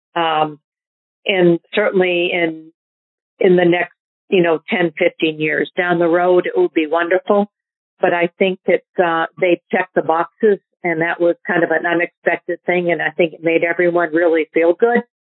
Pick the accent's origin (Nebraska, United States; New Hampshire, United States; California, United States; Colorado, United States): New Hampshire, United States; I grew up in New Hampshire